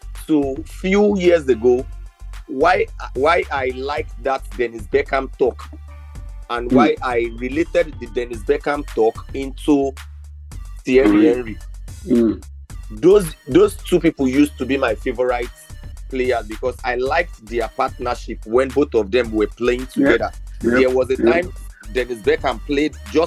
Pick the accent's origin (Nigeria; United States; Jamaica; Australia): Nigeria; as a Nigerian